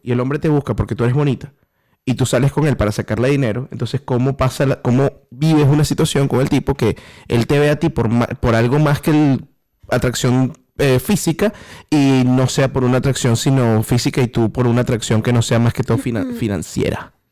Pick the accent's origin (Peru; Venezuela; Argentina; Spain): Venezuela